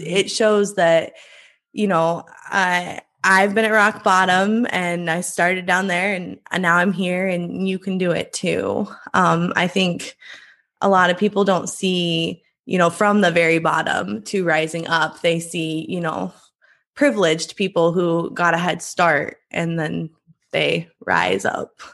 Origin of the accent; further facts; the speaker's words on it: Iowa, United States; I grew up in Iowa. I live in Iowa now.